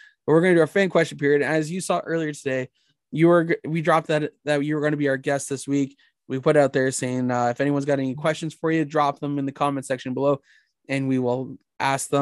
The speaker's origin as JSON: {"language": "English", "town": "Erin", "region": "Ontario", "country": "Canada", "tie": "born or raised there", "said": "my hometown of Erin"}